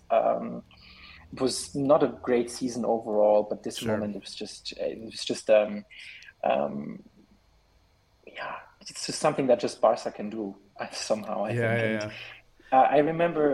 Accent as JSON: {"language": "English", "country": "Switzerland", "tie": "born or raised there", "also_born_or_lived": "Germany", "said": "I was born in Germany in 1997, but we've been living here in Switzerland for 17 years now"}